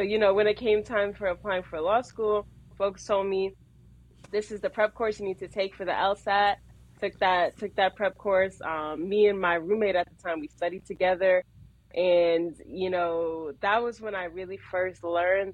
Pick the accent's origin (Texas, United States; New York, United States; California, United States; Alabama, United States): New York, United States; New York City; growing up, I'm from Queens. So I rep Queens.